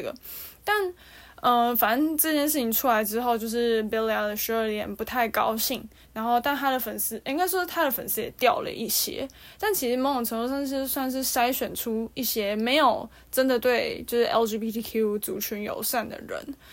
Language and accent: Chinese; Taiwan; 我们，就是台湾这边